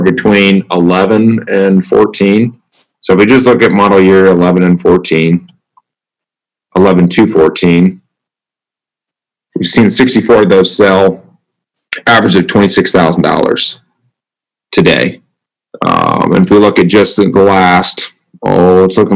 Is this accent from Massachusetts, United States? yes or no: no; Southeast Iowa, United States; Southeast Iowa. It's actually where I grew up